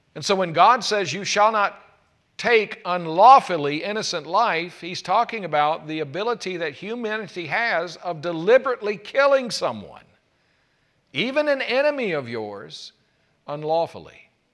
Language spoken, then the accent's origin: English; South Carolina, United States; when I was growing up in South Carolina